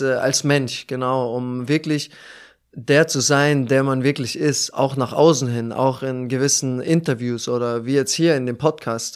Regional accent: Germany; moved away as an adult; now in Moscow, Russia; sehr nah an meiner Heimat

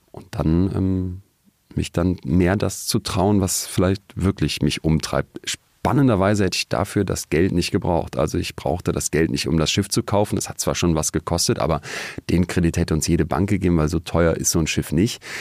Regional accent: Solingen, North Rhine-Westphalia, Germany; moved away as an adult; now in Münster, Germany; Wir haben dann in Münster, wo ich fürs Studium hingegangen bin, aus Solingen, ähm, Studiepartys dann organisiert.

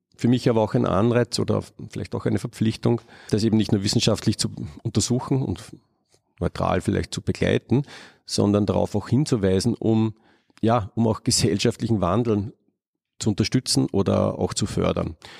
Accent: Upper Austria, Austria; ich bin auf einem Bauernhof aufgewachsen in Oberösterreich

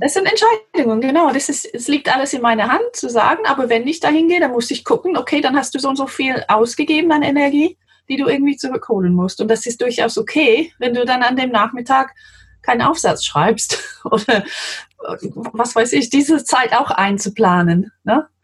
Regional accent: London, United Kingdom; German is a second language; moved away as an adult; now in Germany; ich bin Engländerin, wie man hört. Ich komme aus London ursprünglich

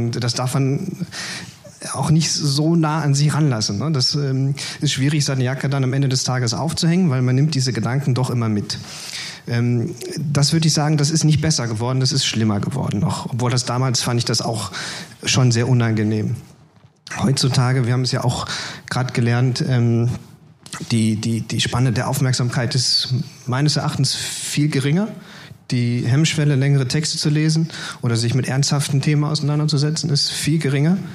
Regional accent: Mülheim an der Ruhr, North Rhine-Westphalia, Germany; da bin ich dann also in meiner Heimatstadt Mülheim-Ruhr an die Partei herangetreten

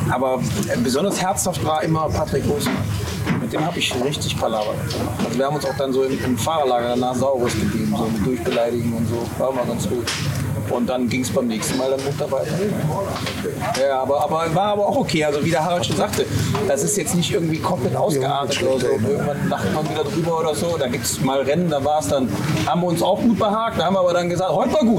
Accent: Nürburgring, Rhineland-Palatinate, Germany; Vielleicht Nürburgring, weil es meine Heimat ist, muss ich nicht so weit anreisen.

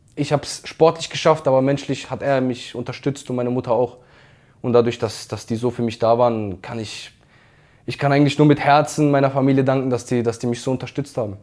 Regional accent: Karlsruhe, Baden-Württemberg, Germany; Ich komme aus Karlsruhe. Ich habe dort auf der Fußball auf der Straße gelernt

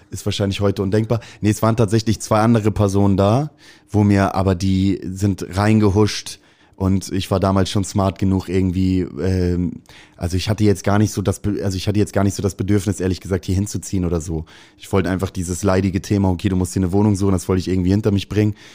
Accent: Hamburg, Germany; Ich liebe St. Pauli, ist meine Heimat, ist irgendwie, ich habe, glaube ich, die wichtigste Zeit meines Lebens hier erlebt.

